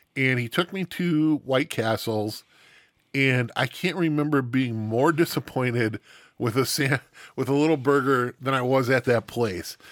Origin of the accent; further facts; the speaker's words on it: Stevens Point, Wisconsin, United States; also born or lived in Milwaukee; I grew up in Stevens Point area